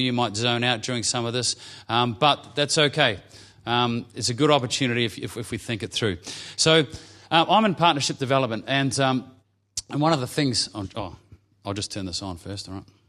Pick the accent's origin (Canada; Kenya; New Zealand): New Zealand; now in Victoria, Australia; I'm a Kiwi